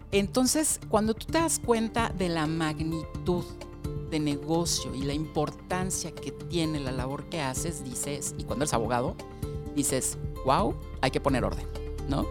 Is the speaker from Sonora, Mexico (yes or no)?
no; Mexico City, Mexico; yo nací en la Ciudad de México